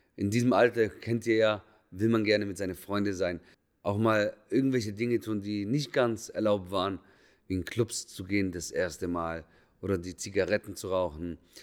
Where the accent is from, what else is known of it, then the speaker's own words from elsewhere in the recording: Lebanon; moved away; ich bin Araber, komme ursprünglich aus dem Libanon